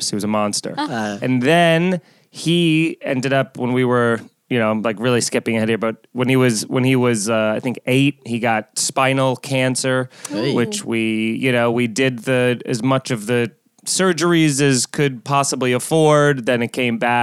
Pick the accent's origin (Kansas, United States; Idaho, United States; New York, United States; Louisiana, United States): New York, United States; Long Island; I grew up in Long Island in a big pet household